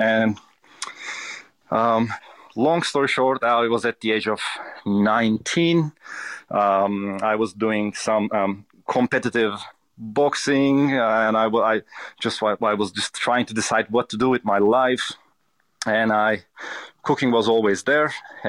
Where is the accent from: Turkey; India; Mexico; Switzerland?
Turkey; I was born in Turkey and I was raised in Turkey. I can easily say that my family has never been a traditional Turkish family.